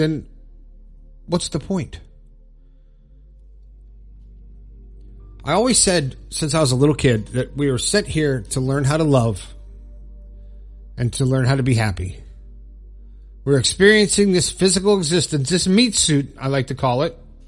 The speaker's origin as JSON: {"language": "English", "region": "South Florida", "country": "United States", "tie": "born or raised there", "moved": "as an adult", "lives_now": "Morgantown, United States", "said": "I moved my family from South Florida to Morgantown, West Virginia, born and raised Florida boy"}